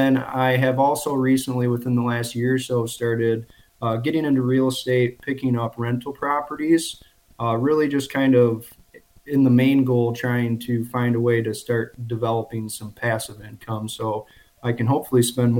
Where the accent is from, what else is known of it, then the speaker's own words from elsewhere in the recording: Michigan, United States; Okay. So yeah, I am from Michigan. I live in the Saginaw Bay region, 26 years old, and I'm actually self-employed.